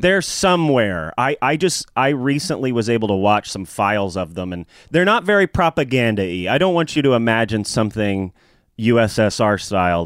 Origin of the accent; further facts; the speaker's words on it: Nashville, Tennessee, United States; growing up in Nashville, I always wanted to be a comedian